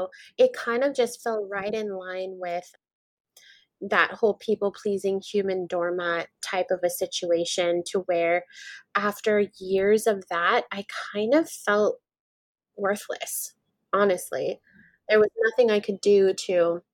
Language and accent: English; Maui, Hawaii, United States; I'm born and raised in Maui, Hawaii